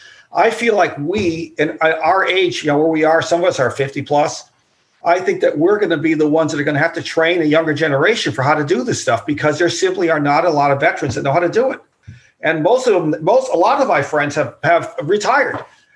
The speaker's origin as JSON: {"language": "English", "country": "United States", "said": "as an American"}